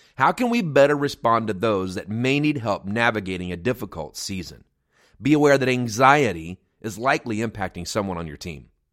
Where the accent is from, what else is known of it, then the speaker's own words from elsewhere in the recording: United States; moved away as an adult; also born or lived in near Chicago; the nonprofit that we lead here in my hometown